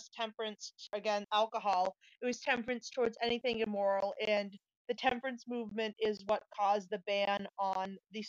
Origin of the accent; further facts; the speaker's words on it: New England, United States; Being someone from New England